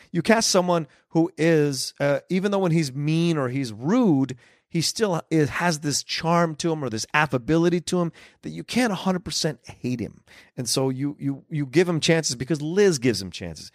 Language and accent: English; Northern Virginia, United States; I grew up in Northern Virginia